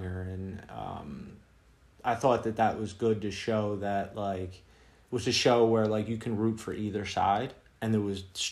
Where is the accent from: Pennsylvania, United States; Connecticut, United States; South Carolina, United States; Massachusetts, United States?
Pennsylvania, United States; Philadelphia; growing up in Philly, not far from, you know, from Baltimore